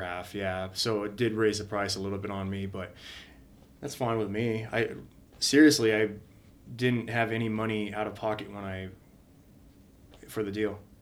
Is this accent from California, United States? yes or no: yes; Redlands, California, United States; now in Spokane, United States; I grew up in a a small city, Redlands, California, down in uh, down about forty five minutes east of L.A.